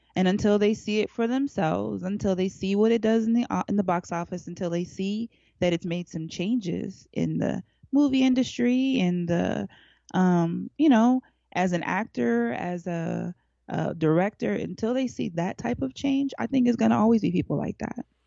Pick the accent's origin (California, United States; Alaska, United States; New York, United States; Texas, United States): Alaska, United States; now in Atlanta, United States; I grew up in Alaska